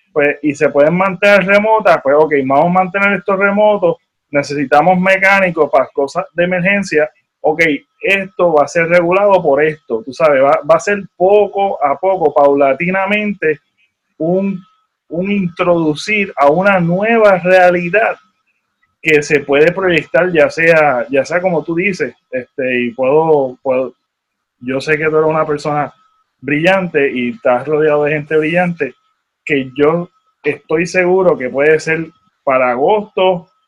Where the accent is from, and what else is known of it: Puerto Rico